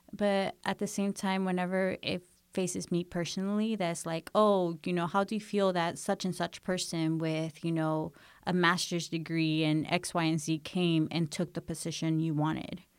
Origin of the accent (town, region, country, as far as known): United States; born or raised there; first language English; moved away as an adult